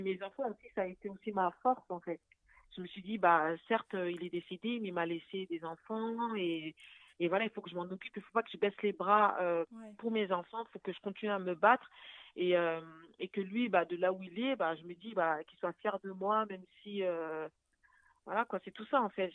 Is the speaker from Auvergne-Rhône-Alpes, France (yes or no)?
no; Paris, Île-de-France, France; also born or lived in Arnouville, Val d'Oise; je suis née à Paris, j'ai grandi à Paris